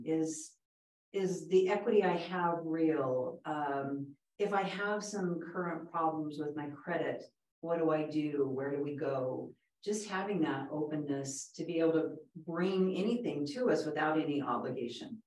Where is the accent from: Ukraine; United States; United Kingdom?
United States; Southern California; I grew up in Southern California, and my father was a real estate broker in Southern California for years